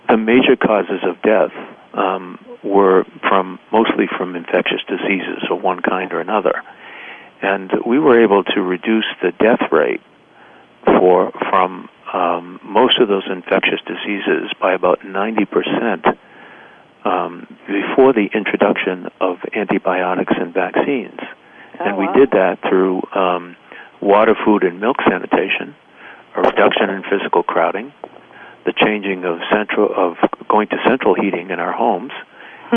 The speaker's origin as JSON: {"language": "English", "town": "Boston", "region": "Massachusetts", "country": "United States", "tie": "born or raised there", "said": "growing up in the North End, and that uh, that I couldn't go swimming in Boston Harbor"}